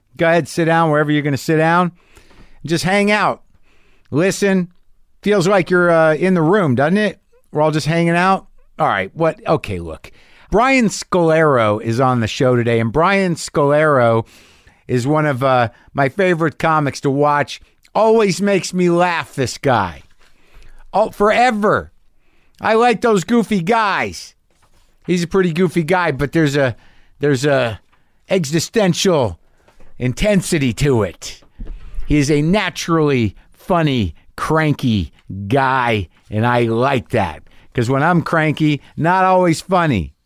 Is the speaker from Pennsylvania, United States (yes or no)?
no; Albuquerque, New Mexico, United States; moved away; my hometown of Albuquerque, New Mexico